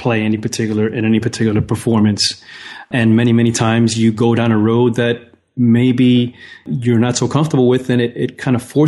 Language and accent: English; New York City, New York, United States; As a kid, I grew up in New York City in the Bronx